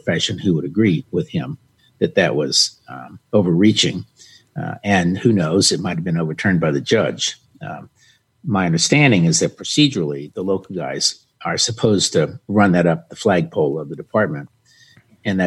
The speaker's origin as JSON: {"language": "English", "region": "the South", "country": "United States", "said": "I'm a Southerner"}